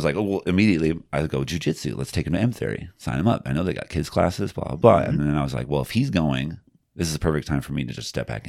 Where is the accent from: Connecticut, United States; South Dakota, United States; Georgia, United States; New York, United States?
South Dakota, United States; I grew up in the Black Hills.